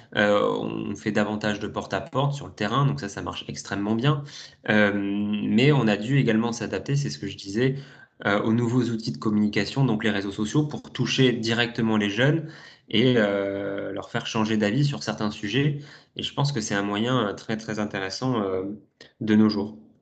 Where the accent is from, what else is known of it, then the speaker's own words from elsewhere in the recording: Toulouse, Occitania, France; moved away as an adult; now in Paris, France; je suis toulousain à la base